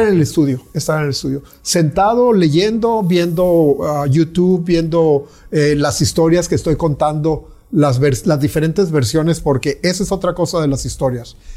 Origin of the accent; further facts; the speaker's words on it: Mexico; moved away as an adult; now in Mérida, Mexico; si soy mexicano, pues tengo que tener una voz de, lo que vivo, ¿no? Pero yo tengo 67 años y yo salí de mi país